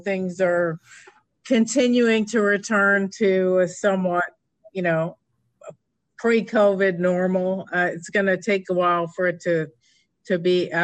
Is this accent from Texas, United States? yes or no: no; New York, United States; moved away as an adult; now in Palm Springs, United States; As a New York transplant 31 years ago